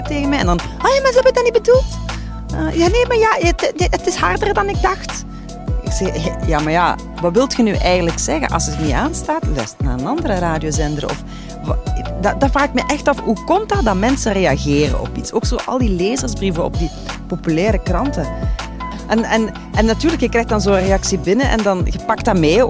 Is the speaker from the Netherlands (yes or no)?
no; Limburg, Flanders, Belgium; ik ben een Limburgse